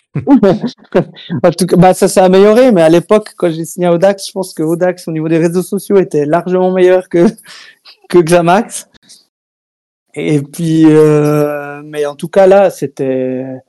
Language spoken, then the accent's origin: French; Switzerland; Chez nous en Suisse